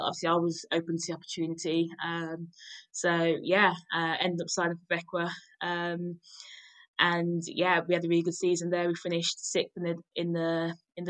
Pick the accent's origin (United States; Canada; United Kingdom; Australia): United Kingdom; Birmingham, West Midlands; also born or lived in Nigeria; I grew up in Birmingham.